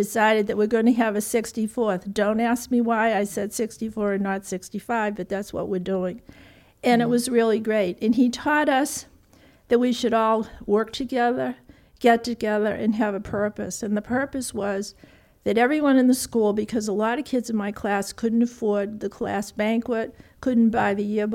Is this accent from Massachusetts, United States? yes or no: yes; Belmont, Massachusetts, United States; born or raised there; also born or lived in Cambridge, Massachusetts